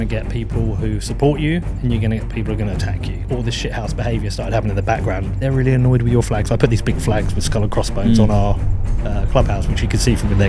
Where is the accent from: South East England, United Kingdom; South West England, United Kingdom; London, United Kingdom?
South East England, United Kingdom; Reading; born there; I started to go to watch Reading because I was born in Reading, but again, didn't feel the connection.